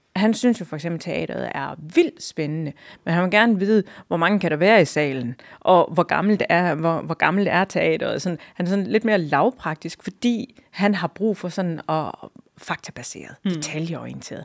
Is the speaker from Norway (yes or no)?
no; Hjørring, North Denmark Region, Denmark; now in Hirtshals, Denmark; så kommer jeg jo fra Jørgen. Jeg er opvokset i, i Jørgen. Det er min by.